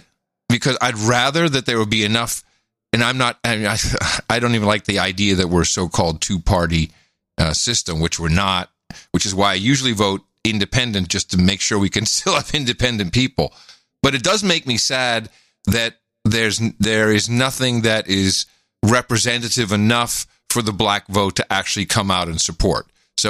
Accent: United States; as an American

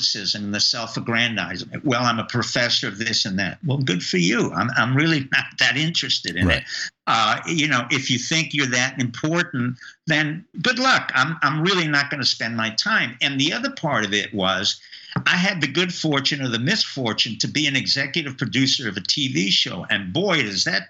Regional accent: New York, United States; I grew up in New York and I knew members of the mob

